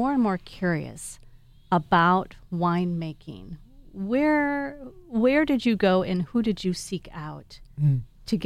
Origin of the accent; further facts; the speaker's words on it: Wisconsin, United States; moved away; I'm from Wisconsin originally